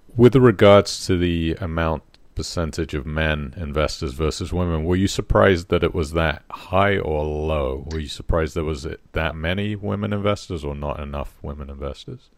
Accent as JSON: {"language": "English", "town": "Poole", "region": "South West England", "country": "United Kingdom", "tie": "born or raised there", "said": "my hometown of Poole"}